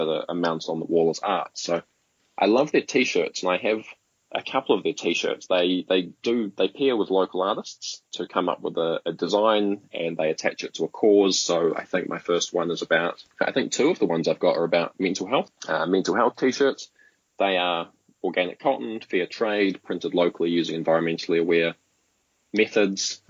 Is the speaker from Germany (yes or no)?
no; Blenheim, Marlborough, New Zealand; I'm from Blenheim. It's a small town at the top of the South Island